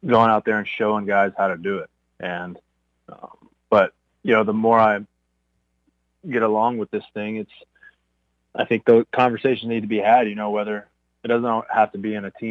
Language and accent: English; Irving, Texas, United States; I grew up in Irving, so I grew up a diehard Rangers fan